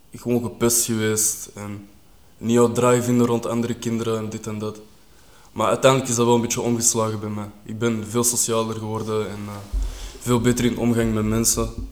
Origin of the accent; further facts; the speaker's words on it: Kruibeke, Flanders, Belgium; also born or lived in Beveren / Linkeroever, Antwerp; ik ben dan verhuisd op jonge leeftijd naar uh, Kruibeke. Zijn we daar gaan wonen, ben ik daar opgegroeid.